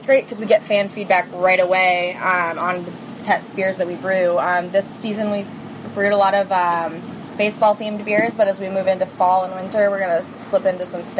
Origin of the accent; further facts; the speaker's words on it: Minnesota, United States; moved away; I grew up in Minnesota